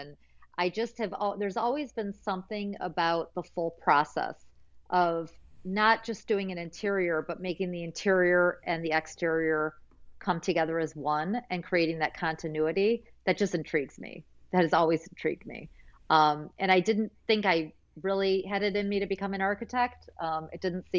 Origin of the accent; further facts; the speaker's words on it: Michigan, United States; I went to Cranbrook for school growing up in Michigan.